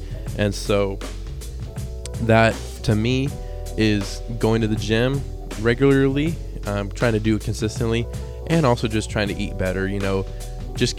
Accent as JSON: {"language": "English", "region": "Idaho", "country": "United States", "also_born_or_lived": "Reno, Nevada", "said": "Idaho. That's where I'm from. I wasn't born here, but this is where I currently live. I was born in Reno, Nevada. But yeah, anyway, Idaho is where I call home"}